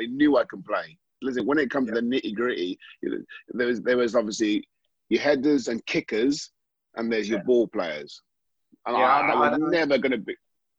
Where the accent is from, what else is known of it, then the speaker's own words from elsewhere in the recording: Scotland, United Kingdom; …, I'm a Scottish, I played for Scotland.